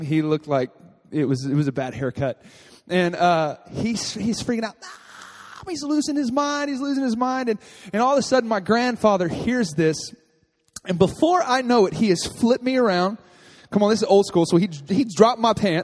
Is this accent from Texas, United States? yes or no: yes; Texas, United States; moved away; I grew up in Texas. And I was raised by my grandfather